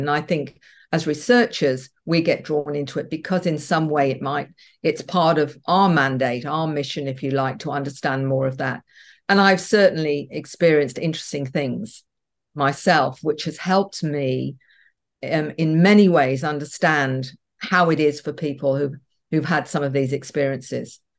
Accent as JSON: {"language": "English", "country": "Australia", "said": "We're a big country"}